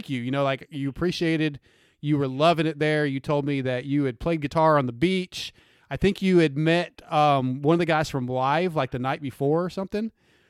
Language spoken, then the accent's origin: English; California, United States; born there; I was born in California. I didn't really get to enjoy the LA scene any because I was too young